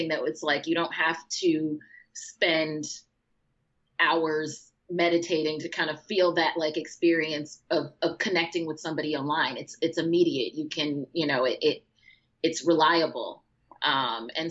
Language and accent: English; Chicago, Illinois, United States; growing up in Chicago my whole life